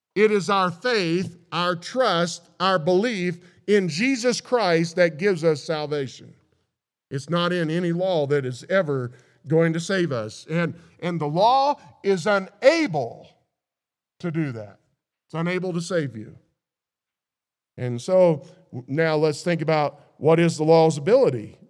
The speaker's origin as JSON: {"language": "English", "region": "Missouri", "country": "United States", "tie": "born or raised there", "said": "I grew up in Missouri"}